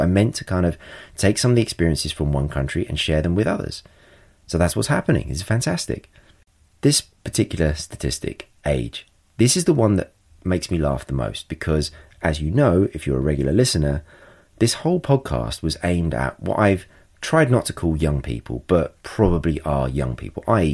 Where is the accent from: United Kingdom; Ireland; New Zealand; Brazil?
United Kingdom; England; I'm English